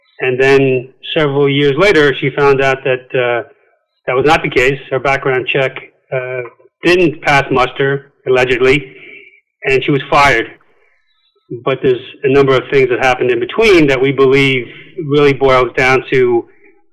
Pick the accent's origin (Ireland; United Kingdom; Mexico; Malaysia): Ireland; County Wicklow, Leinster; moved away; also born or lived in Manhattan, New York / Queens, New York / Virginia / Suffolk County, New York; I grew up in County Wicklow in Ireland, moved back to the States, graduated high school in Queens